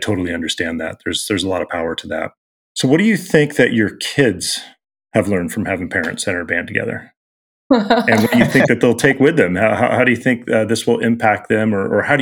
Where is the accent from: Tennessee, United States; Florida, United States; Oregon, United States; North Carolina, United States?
Oregon, United States; Southern; also born or lived in Los Angeles / Portland; now in Seattle, United States; I'm from Southern Oregon